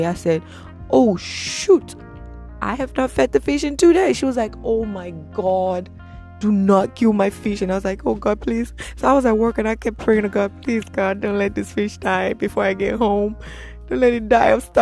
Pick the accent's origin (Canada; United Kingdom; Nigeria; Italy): Nigeria; I'm from Nigeria